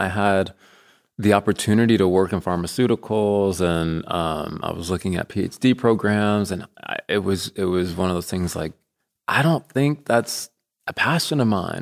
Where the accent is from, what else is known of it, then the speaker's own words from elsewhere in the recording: Colorado, United States; moved away as an adult; also born or lived in Kansas; now in Bentonville, United States; I'm from Colorado